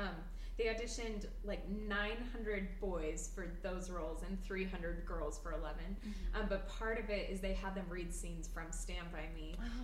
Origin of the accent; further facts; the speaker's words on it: North Carolina, United States; We were pretty ordinary kids growing up in North Carolina, and when we watched these films and read these books, it made us feel like our rather normal lives had the potential for adventure.